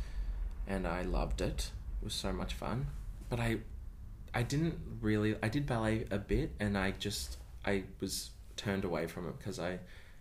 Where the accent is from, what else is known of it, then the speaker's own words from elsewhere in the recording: Melbourne, Victoria, Australia; moved away as an adult; now in Sydney, Australia; I grew up in the eastern suburbs of Melbourne, around Ringwood, Croydon, Lilydale area.